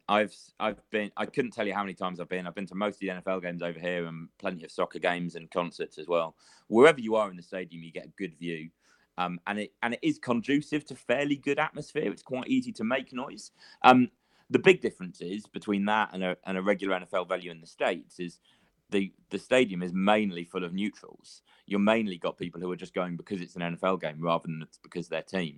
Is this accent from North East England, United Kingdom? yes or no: no; near Birmingham, West Midlands, United Kingdom; now in London, United Kingdom; I grew up near Birmingham